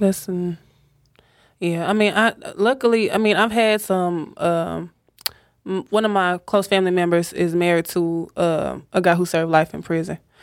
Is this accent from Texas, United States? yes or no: yes; Dallas, Texas, United States; born and raised in Dallas